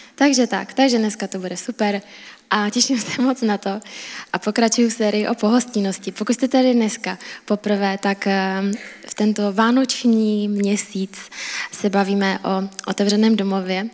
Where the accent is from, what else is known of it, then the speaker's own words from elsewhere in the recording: Czechia; A já jsem Češka